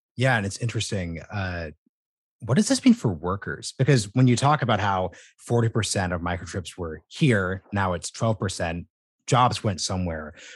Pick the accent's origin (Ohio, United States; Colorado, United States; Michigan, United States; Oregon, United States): Oregon, United States; Portland; I'm from Portland, Oregon